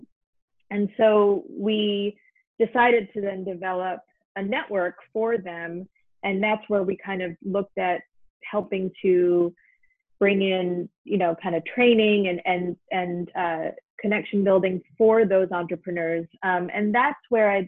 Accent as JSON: {"language": "English", "town": "New York City", "region": "New York", "country": "United States", "tie": "born or raised there", "said": "So I grew up in New York City, and I grew up in a family that loved to travel"}